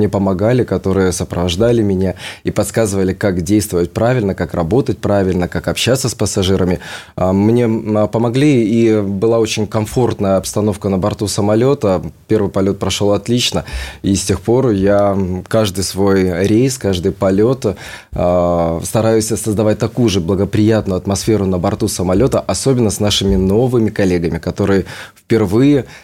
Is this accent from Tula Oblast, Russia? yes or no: no; Saint Petersburg, Russia; now in Moscow, Russia; Однако так получилось, что я приехал из Санкт-Петербурга в Москву